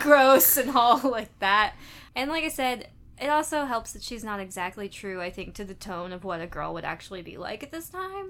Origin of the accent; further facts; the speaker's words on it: United States; growing up in America